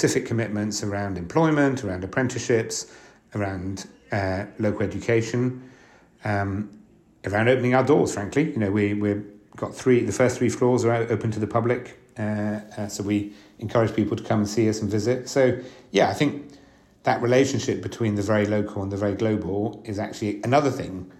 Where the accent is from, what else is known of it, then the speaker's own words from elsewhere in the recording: France; now in London, United Kingdom; I was born in London and then grew up for most of my life in France